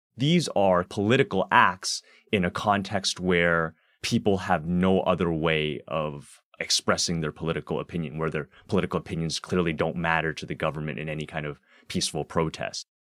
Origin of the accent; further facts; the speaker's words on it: Toronto, Ontario, Canada; also born or lived in Hong Kong; I'm also originally from Hong Kong, although I grew up here in Scarborough